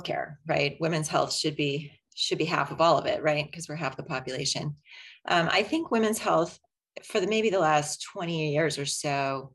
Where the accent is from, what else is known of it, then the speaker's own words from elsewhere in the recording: Chapel Hill, North Carolina, United States; moved away; I was born and raised in Chapel Hill, graduated from Chapel Hill High School